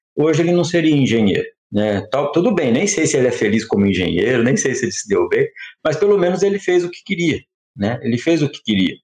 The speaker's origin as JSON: {"language": "Portuguese", "town": "Campinas", "region": "São Paulo", "country": "Brazil", "tie": "born or raised there", "said": "numa escola pública né, da, da periferia de Campinas que foi a escola que, inclusive, onde eu cresci"}